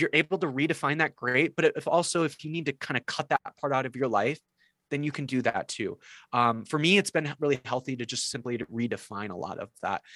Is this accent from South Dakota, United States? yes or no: yes; South Dakota, United States; I grew up uh, in like what I felt like was the heart of evangelicalism, uh, not in Nashville, but uh, in in South Dakota